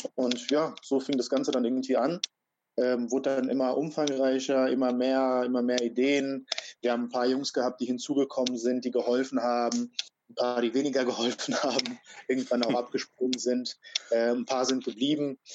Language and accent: German; Frankfurt, Hesse, Germany; also born or lived in Croatia; Ich bin in Frankfurt halt groß geworden